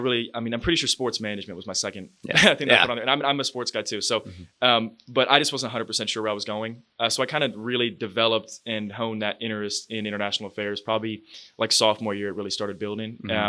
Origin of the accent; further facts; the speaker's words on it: Washington, District of Columbia, United States; also born or lived in Houston / Florida; So I was originally from Houston, and then I grew up mostly in Washington, D.C.